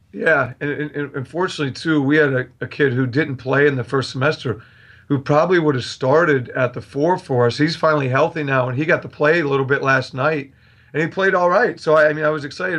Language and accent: English; Bellefonte, Pennsylvania, United States; moved away; I grew up with him because I'm from the State College area. I'm from Bellefonte